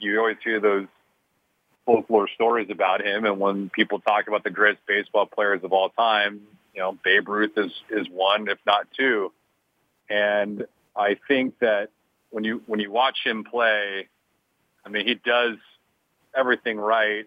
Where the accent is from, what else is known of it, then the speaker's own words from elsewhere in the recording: Los Angeles, California, United States; I grew up in Los Angeles